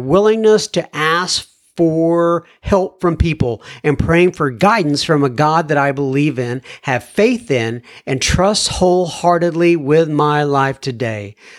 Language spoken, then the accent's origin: English; St. Albans, Vermont, United States; now in Titusville, United States; I reside in Titusville, Florida, and I am originally from St. Albans, Vermont, where I did most of my 22 years of alcoholic drinking